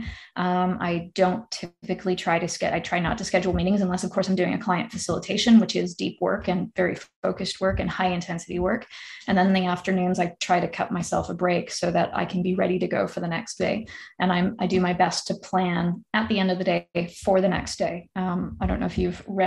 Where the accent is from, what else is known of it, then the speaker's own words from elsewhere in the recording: Ontario, Canada; now in North Vancouver, Canada; I'm also from Ontario